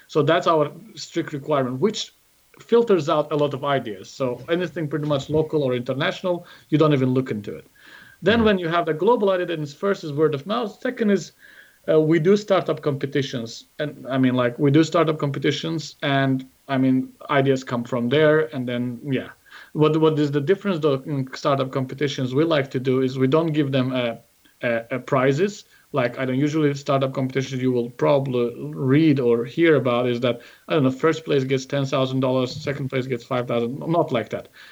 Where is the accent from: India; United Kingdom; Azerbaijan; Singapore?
Azerbaijan; also born or lived in San Jose, United States; went back to uh, to Azerbaijan, established a venture there called Golden Pay